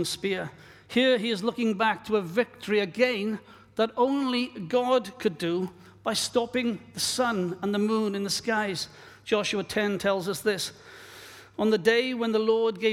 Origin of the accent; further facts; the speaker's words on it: Wales, United Kingdom; moved away; my own country of Wales, my home country